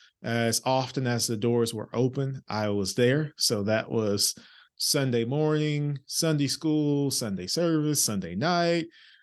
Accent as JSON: {"language": "English", "town": "Orange", "region": "Texas", "country": "United States", "said": "I'm from a small town in East Texas by the name of Orange, Texas. If you're driving on I-10, it's the last town in Texas before you cross over into Louisiana. Gotcha. So very small town, humble beginnings."}